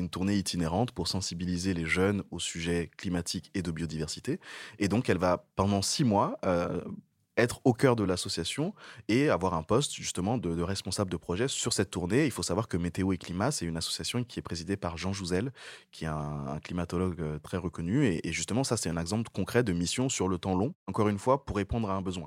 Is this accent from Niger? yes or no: yes; Niger; moved away as an adult; also born or lived in Togo; now in France; je suis né au Togo, j'ai grandi au Niger et je suis arrivé en France pour faire mes études